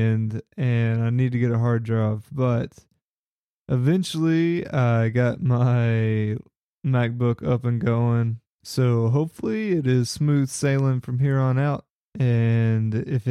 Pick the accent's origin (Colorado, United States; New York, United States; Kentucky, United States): Kentucky, United States; Paris; Paris, Kentucky, which was my hometown where I grew up